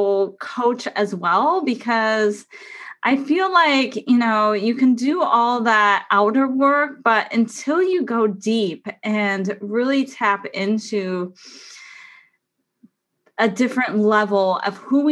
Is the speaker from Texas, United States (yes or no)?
no; San Diego, California, United States; moved away as an adult; now in Oregon, United States; leaving my hometown, my home state of San Diego, California, and moving to Oregon 2 years ago